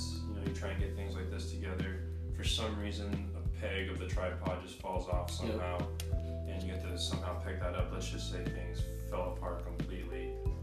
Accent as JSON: {"language": "English", "town": "San Jose", "region": "California", "country": "United States", "tie": "born or raised there", "moved": "as an adult", "lives_now": "Sacramento, United States", "said": "growing up in San Jose, how most of my family and friends are still down there"}